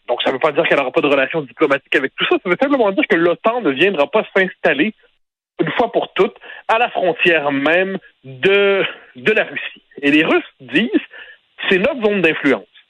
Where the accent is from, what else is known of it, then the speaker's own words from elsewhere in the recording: Quebec, Canada; quand on est québécois